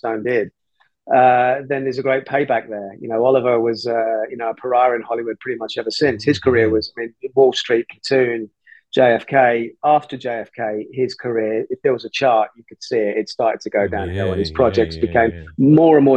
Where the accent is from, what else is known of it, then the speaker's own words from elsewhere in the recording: London, United Kingdom; My parents are Irish, even though I was born in London and brought up in London